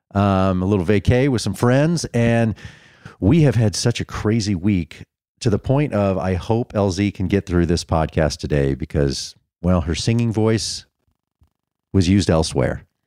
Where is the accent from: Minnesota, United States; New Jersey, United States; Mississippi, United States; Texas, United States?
Texas, United States; Dallas; moved away; we're diehard Texas people from growing up in Dallas